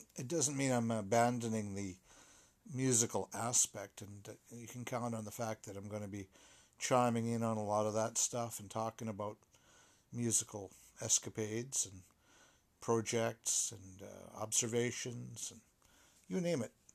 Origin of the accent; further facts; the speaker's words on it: Canada; I am a Canadian